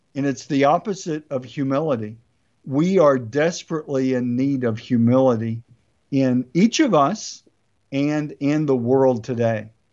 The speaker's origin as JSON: {"language": "English", "country": "United States", "said": "I love being an American"}